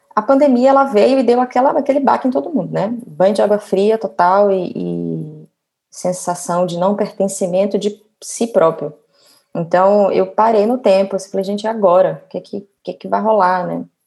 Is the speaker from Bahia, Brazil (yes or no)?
yes; Feira de Santana, Bahia, Brazil; moved away as an adult; also born or lived in Salvador, Brazil / São Paulo, Brazil; now in Rio de Janeiro, Brazil; eu sou baiana, é, hoje eu moro no Rio